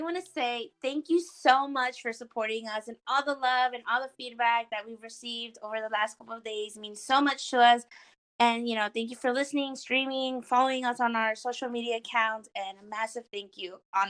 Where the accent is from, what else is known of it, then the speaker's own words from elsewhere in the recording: Austin, Texas, United States; I grew up here in Texas. I was born and raised in Austin, Texas.